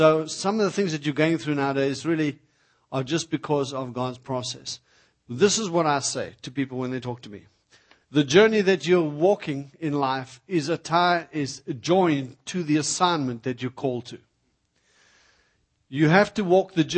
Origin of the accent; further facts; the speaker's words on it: South Africa; moved away; I come from South Africa